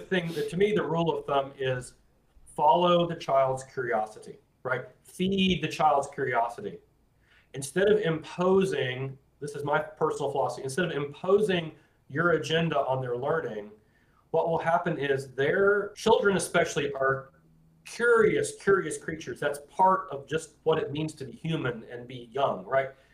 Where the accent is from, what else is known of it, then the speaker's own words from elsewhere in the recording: Florida, United States; I grew up in Florida